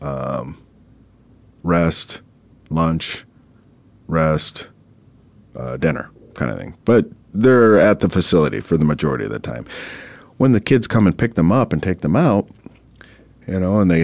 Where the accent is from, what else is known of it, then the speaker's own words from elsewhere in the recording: Minnesota, United States; now in Arizona, United States; I'm originally from Minnesota